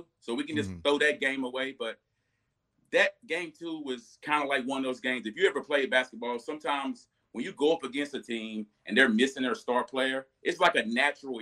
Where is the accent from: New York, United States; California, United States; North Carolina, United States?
North Carolina, United States; Johnston County; I'm from Johnston County. A lot of people don't know that. I'm from Johnston County, so I got to rep the hometown